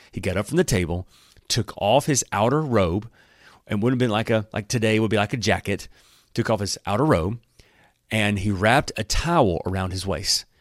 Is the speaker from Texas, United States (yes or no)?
no; Alabama, United States; I'm from Alabama